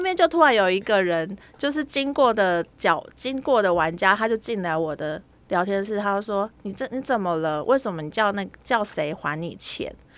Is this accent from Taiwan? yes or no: yes; Taiwan; 哎，八八六哦，那就我们台湾国码嘛